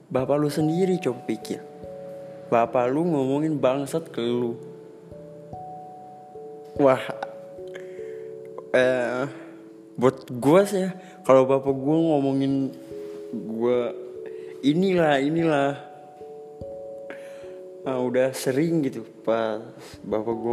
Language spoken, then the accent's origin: Indonesian; Banjarmasin, South Kalimantan, Indonesia; gara-gara gue kerja jauh kan aslinya gue orang Banjarmasin nah di Banjarmasin itu ada teman gue